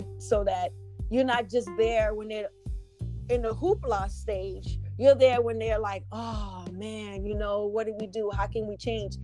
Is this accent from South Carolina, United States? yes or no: no; New York, United States; I'm originally from New York